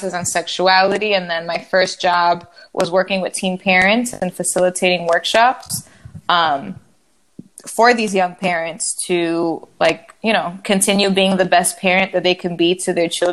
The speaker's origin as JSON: {"language": "English", "town": "Chicago", "region": "Illinois", "country": "United States", "tie": "born or raised there", "also_born_or_lived": "Washington, D.C.", "said": "I was born and raised in Chicago"}